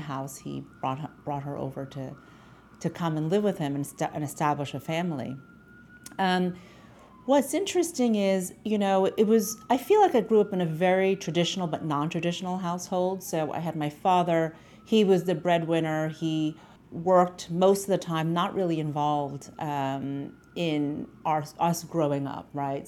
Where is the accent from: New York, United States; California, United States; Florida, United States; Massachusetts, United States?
New York, United States; New York City; my parents migrated from the Philippines to Astoria in Queens in New York City.